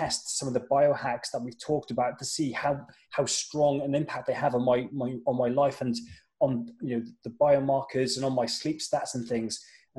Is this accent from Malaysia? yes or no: no; Wales, United Kingdom; moved away as an adult; also born or lived in London; I'm obviously from the UK. I was born and bred in Wales, and I grew up in Wales until I was 18, when I moved over across the border.